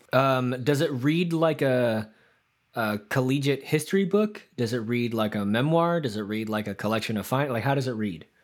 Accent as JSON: {"language": "English", "country": "United States", "tie": "born or raised there", "said": "growing up in America in the 90s and 2000s"}